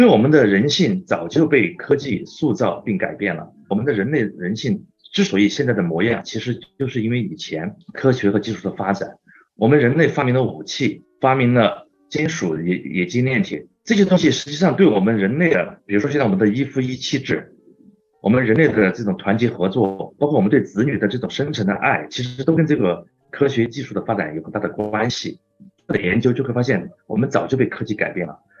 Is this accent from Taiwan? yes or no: no; China; 我们中国人